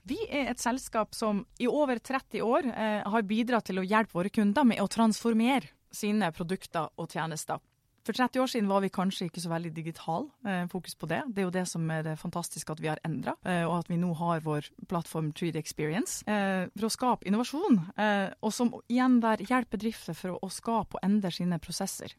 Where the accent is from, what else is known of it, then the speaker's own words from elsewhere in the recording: Northern Norway, Norway; jeg er en entusiastisk nordlending